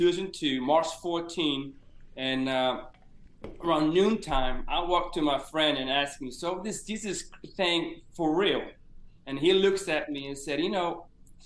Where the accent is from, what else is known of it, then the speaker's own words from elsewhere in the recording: Eyrarbakki, Southern Region, Iceland; moved away as an adult; also born or lived in Huntsville, Alabama; I grew up actually in the town we're living in right now, in Eyrarbakki in Iceland, and as a small fishing village here in Iceland